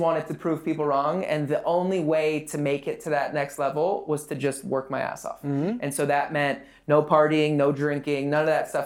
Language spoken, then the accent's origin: English; West Hollywood, California, United States; I grew up in West Hollywood